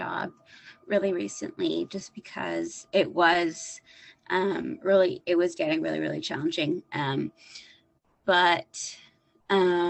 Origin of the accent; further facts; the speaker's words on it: Toronto, Ontario, Canada; I'm a nurse from Toronto, Canada.